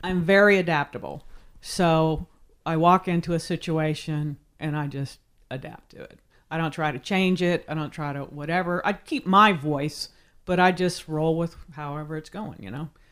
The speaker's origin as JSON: {"language": "English", "town": "Weirton", "region": "West Virginia", "country": "United States", "tie": "born or raised there", "also_born_or_lived": "Pennsylvania / Nashville, Tennessee", "moved": "yes", "said": "I grew up in Pennsylvania, West Virginia"}